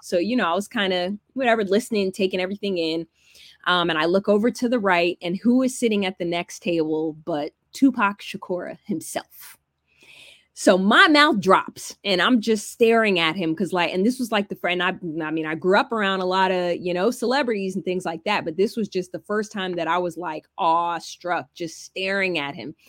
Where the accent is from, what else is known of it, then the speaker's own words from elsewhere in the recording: Alpharetta, Georgia, United States; also born or lived in California; I grew up in Georgia